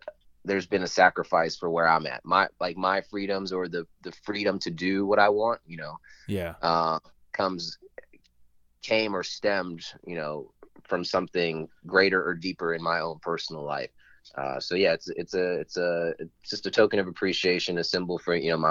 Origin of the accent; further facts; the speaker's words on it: Northern Virginia, United States; So I grew up in Northern Virginia area